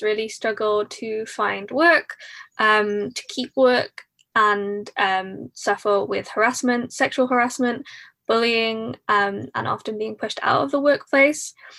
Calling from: Cardiff, Wales, United Kingdom; I'm calling in from Cardiff, South Wales, the U K.

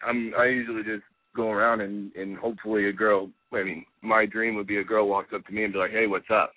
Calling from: Los Angeles, California, United States; I'm calling from Los Angeles.

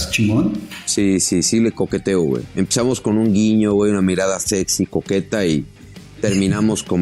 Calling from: Melbourne, Victoria, Australia; desde Melbourne, Australia.

